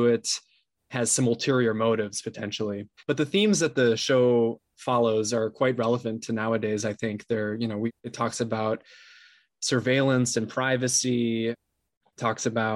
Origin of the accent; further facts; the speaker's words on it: São Paulo, Brazil; moved away as an adult; now in Los Angeles, United States; I'm based in LA right now, but I'm originally from Sao Paulo, Brazil. I was born and raised there and then moved up here to the US for college in 2009